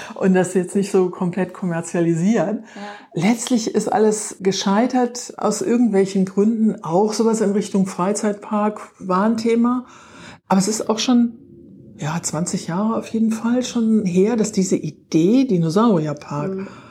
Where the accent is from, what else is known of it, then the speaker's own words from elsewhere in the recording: Irrel, Rhineland-Palatinate, Germany; moved away as an adult; Ich stamme aus Irre, also hier aus der Südeifel, war zwar eine ganze Zeit fern von der Eifel, aber bin wieder